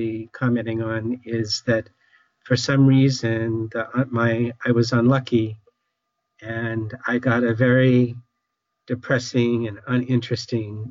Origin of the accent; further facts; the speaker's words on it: Newton, Massachusetts, United States; I grew up in Newton, Massachusetts.